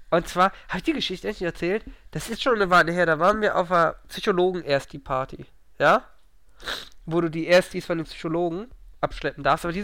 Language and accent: German; Northern Germany, Germany; als Norddeutscher mag man aber saure, das trinkt man bei euch gar nicht, oder?